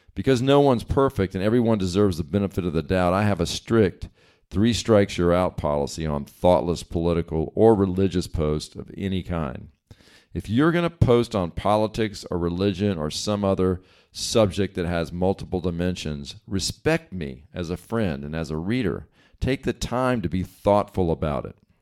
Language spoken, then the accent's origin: English; East Coast, United States; now in West Coast, United States; I grew up on the East Coast and now live on the West Coast